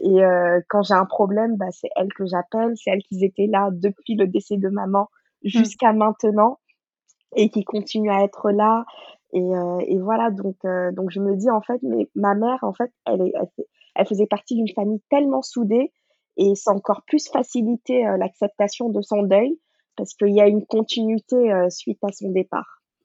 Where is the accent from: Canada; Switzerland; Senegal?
Senegal; Dakar; moved away as an adult; also born or lived in Paris region, France; now in France; Moi, je suis née à Dakar, j'ai grandi là-bas, j'ai fait l'école là-bas.